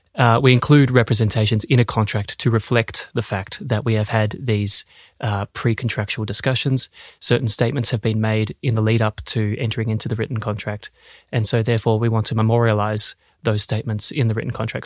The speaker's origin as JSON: {"language": "English", "country": "Australia", "also_born_or_lived": "Melbourne, Australia", "moved": "as an adult", "lives_now": "Denmark", "said": "an Australian lawyer, where I started my career at Ashurst in Melbourne and I've been in Denmark now for six years"}